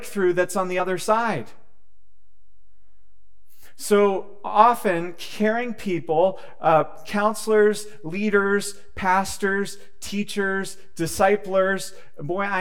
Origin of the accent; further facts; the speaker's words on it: United States; As an American people